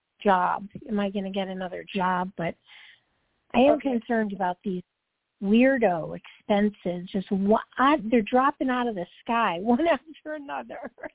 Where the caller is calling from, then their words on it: Georgia, United States; I'm calling from Georgia.